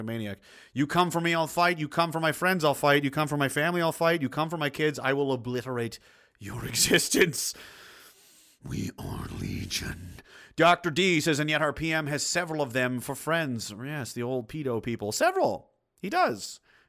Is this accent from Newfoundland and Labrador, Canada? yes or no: yes; Newfoundland and Labrador, Canada; moved away; I'm a Newfoundlander in Alberta since 96. Oh, geez, boy, loving the flatlands, eh?